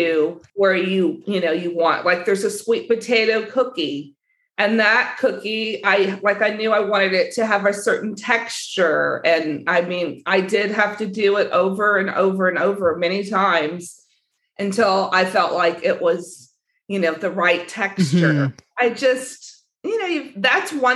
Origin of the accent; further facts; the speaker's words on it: Southern California, United States; I grew up in Southern California